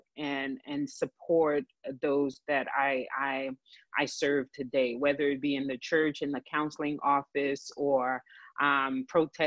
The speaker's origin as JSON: {"language": "English", "region": "New Jersey", "country": "United States", "tie": "born or raised there", "also_born_or_lived": "Haiti", "accent": "Haitian and Jersey accent mixed together", "moved": "yes", "lives_now": "Texas, United States", "said": "Was born in Haiti, grew up in New Jersey"}